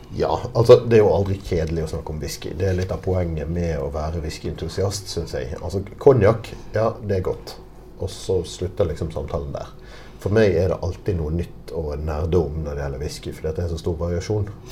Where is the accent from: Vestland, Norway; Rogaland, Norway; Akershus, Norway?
Vestland, Norway; Bergen; accent: Bergen dialect; now in Oslo, Norway; jeg kommer fra, fra Bergen. Eller rettere sagt fra Arna i Bergen